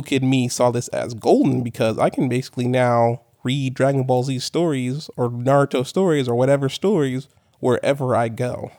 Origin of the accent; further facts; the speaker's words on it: Corpus Christi, Texas, United States; moved away as an adult; I was born and raised in Corpus Christi, Texas.